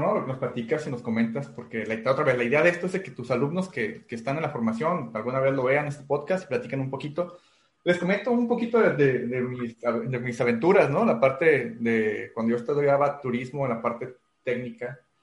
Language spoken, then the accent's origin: Spanish; Guadalajara, Jalisco, Mexico; now in Tijuana, Mexico; yo soy de Guadalajara